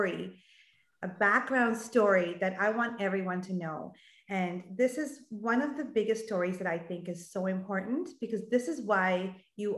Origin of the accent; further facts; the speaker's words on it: Calgary, Alberta, Canada; moved away; I'm from Calgary too